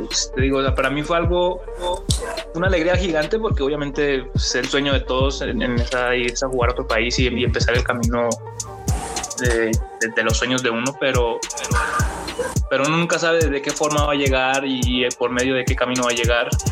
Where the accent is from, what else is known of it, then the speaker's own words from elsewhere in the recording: Barranquilla, Atlántico, Colombia; moved away as an adult; also born or lived in Cartagena / Bucaramanga / California; now in Mexico; Yo nací en Barranquilla